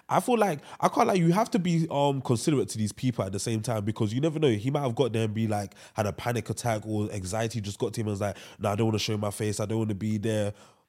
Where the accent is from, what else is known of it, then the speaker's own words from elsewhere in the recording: United Kingdom; we in the UK, we're English speaking country as well, we want to appeal to the American audience because we feel like that's where music should dominate.